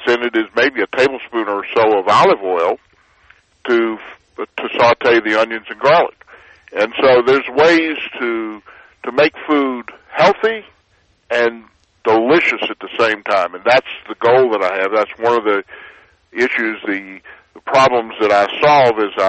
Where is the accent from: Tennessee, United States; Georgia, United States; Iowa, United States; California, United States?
Georgia, United States; Atlanta; also born or lived in Washington, D.C.; now in Texas, United States; Originally, I grew up in Atlanta.